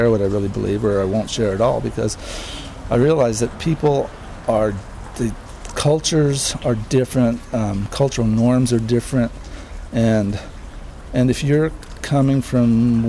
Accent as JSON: {"language": "English", "region": "Alaska", "country": "United States", "tie": "born or raised there", "also_born_or_lived": "Netherlands", "said": "Well, yeah. I mean, I was born in Holland."}